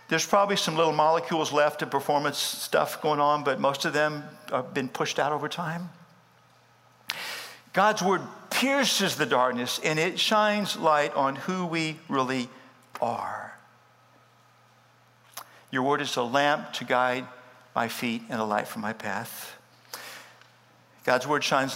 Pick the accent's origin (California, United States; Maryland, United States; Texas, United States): Texas, United States; Starr County, Deep South; first language English; The earliest memory was going to first grade. Deep South Texas, Starr County. English is my first language.